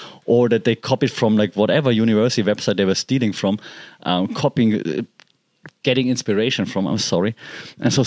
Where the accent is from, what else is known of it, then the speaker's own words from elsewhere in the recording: Germany; English is a second language; moved away as an adult; I'm not a native speaker, right? I'm from Germany, but I mean, I've been living and working in English-speaking countries